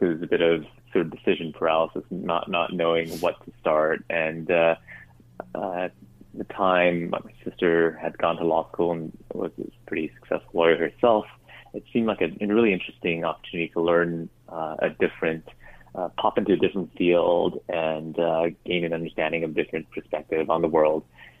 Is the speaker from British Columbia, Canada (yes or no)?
yes; Vancouver, British Columbia, Canada; also born or lived in Singapore; At the age of 10, family moved to Vancouver, I guess that's where I ended up picking up the hockey bug, and was there for high school